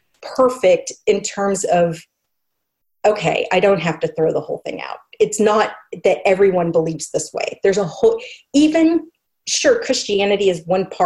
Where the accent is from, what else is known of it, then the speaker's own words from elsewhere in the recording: Oklahoma, United States; I came back to Oklahoma after college, and I'd been going, before I went to college, I'd been going to an Episcopal church in my hometown